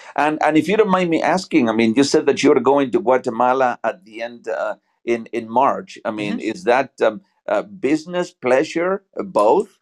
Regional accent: Buenos Aires, Argentina; English is a second language; also born or lived in Georgia, United States; now in Atlanta area, Georgia, United States; where I am from, uh, originally from uh, Buenos Aires, Argentina.

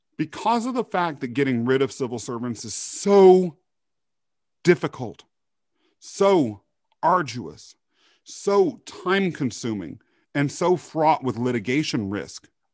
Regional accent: Kansas, United States; also born or lived in Europe; they brought me to the U S where I was raised in Kansas.

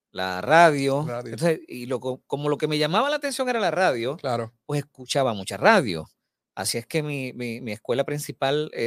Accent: Bayamón, Puerto Rico; Yo soy natural de Bayamón. Ok. Eh, nacido y criado en Sierra Bayamón.

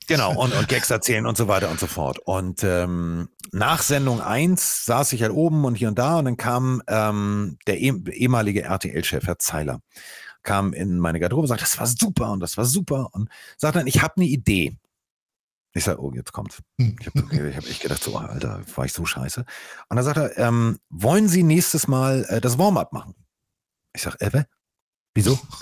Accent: Hamburg, Germany; also born or lived in Cologne; Ich bin Hamburger durch und durch. Ich bin hier verwurzelt.

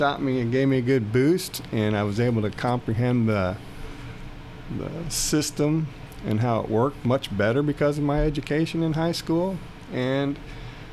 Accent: Midwest, United States; moved away; we grew up in the Midwest, didn't have a lot of money.

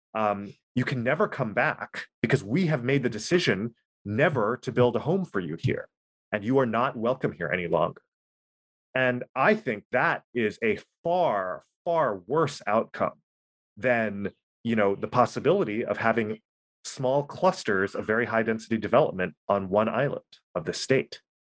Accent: Oahu, Hawaii, United States; I'm from Oahu. I was born and raised here

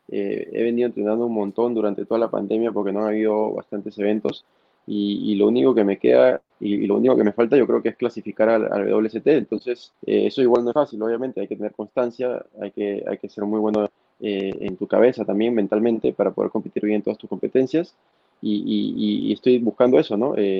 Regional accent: Máncora, Piura, Peru; soy de Máncora, eh, vivo muy cerca de la playa

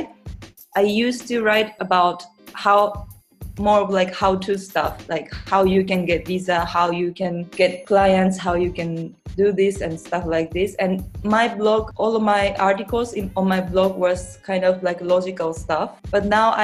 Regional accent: Japan; moved away as an adult; also born or lived in Germany; now in Portugal; as a Japanese

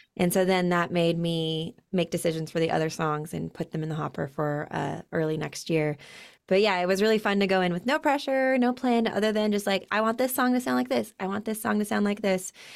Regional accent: Utah, United States; I'm born and raised in Utah.

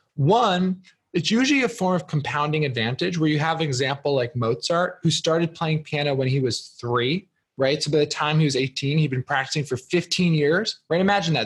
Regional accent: New Jersey, United States; moved away; I'm originally from New Jersey

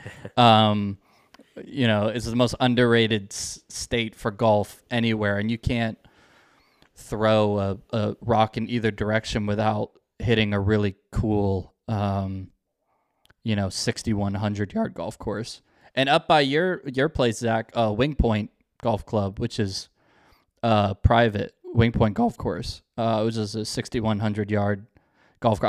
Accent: Northern Virginia, United States; I grew up in Northern Virginia, um, kind of on the D C border

